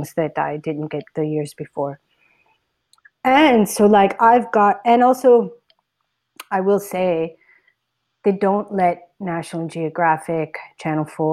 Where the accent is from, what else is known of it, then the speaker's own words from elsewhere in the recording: United States; moved away as an adult; now in India; all my years living in the States growing up here